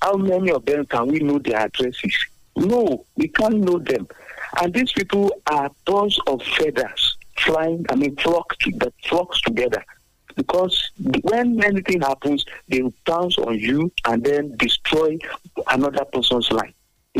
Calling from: Abeokuta, Ogun State, Nigeria; Good morning. … from Abeokuta.

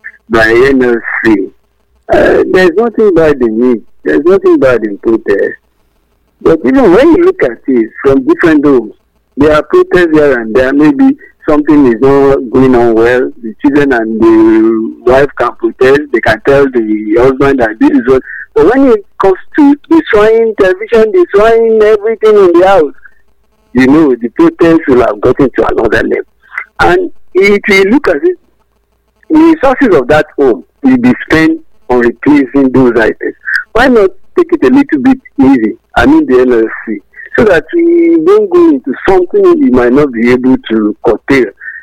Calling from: Abeokuta, Ogun State, Nigeria; calling from Abeokuta.

